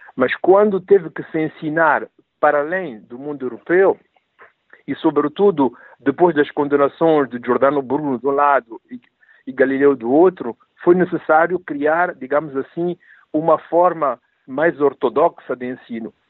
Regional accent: Mozambique; moved away as an adult; also born or lived in Rome; eu vinha de Moçambique, mas tudo o que eu sabia de África era Moçambique

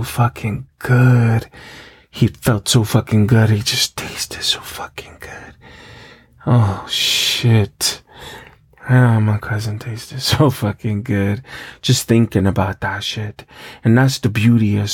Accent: New York, United States; I grew up in New York, where it's cold as fuck

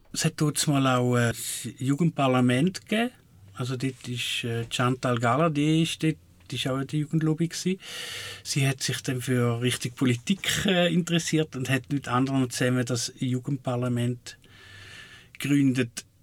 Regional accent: Switzerland; wo ich herkomme, Waldling

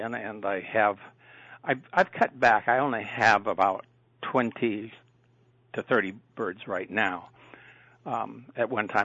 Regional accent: South Dakota, United States; moved away as an adult; also born or lived in Minnesota / Indiana; now in Ohio, United States; I was born and raised in South Dakota

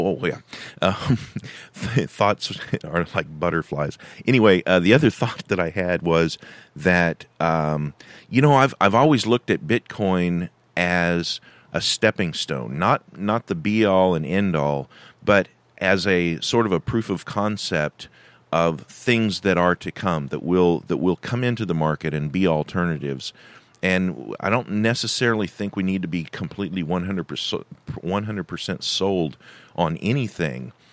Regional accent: California, United States; moved away; I was born in California. I've spent a lot of years living and working in California

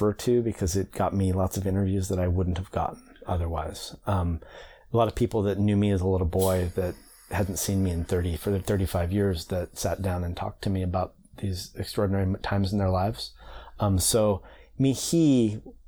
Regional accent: Bainbridge Island, Washington, United States; I grew up on Bainbridge Island mostly in Puget Sound

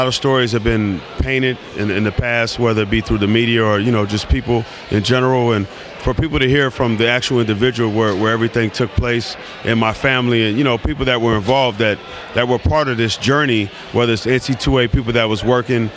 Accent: Los Angeles, California, United States; growing up in Los Angeles

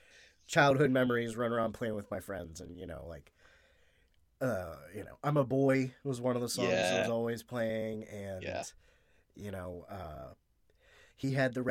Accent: United States; as an American

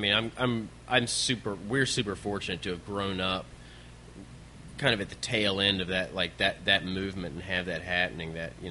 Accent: Richmond, Virginia, United States; Yeah, I'm from

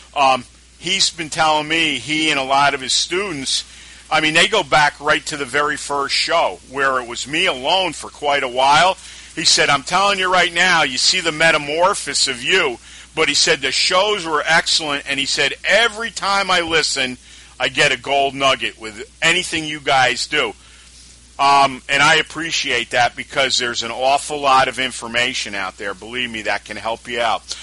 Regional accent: Albany, New York, United States; this is where we are today, especially in my hometown

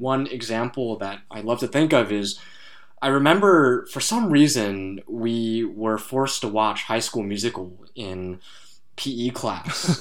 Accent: Bay Area, California, United States; Richard and I grew up in the Bay Area

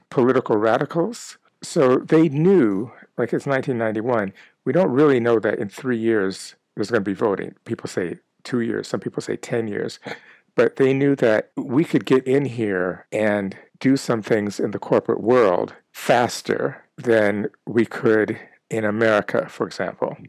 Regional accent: Minneapolis, Minnesota, United States; moved away; also born or lived in California / South Africa; my time growing up in Minneapolis, Minnesota, uh, in an all white neighborhood and later in California

